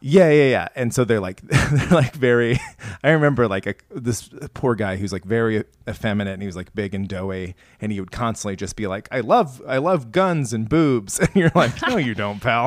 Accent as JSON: {"language": "English", "region": "Iowa", "country": "United States", "tie": "born or raised there", "also_born_or_lived": "St. Louis, Missouri", "moved": "yes", "said": "growing up in Iowa, like, nobody likes cultural stuff"}